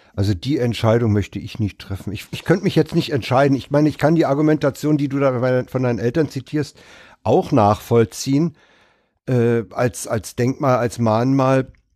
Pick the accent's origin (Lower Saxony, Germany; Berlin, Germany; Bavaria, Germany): Berlin, Germany; Ich bin ja in Reinickendorf aufgewachsen, dann im Wedding gewohnt, jetzt in, in Lichterfelde.